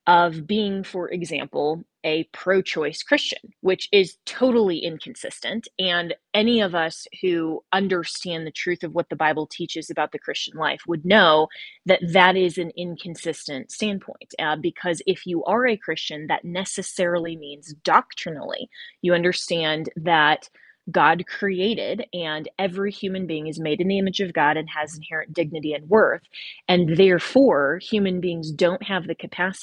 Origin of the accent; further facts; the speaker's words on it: United States; I am an American